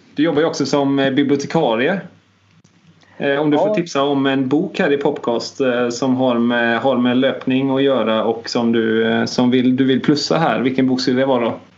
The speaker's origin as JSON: {"language": "Swedish", "area": "Bohuslän", "region": "Västra Götaland", "country": "Sweden", "said": "för mig som bohuslänning"}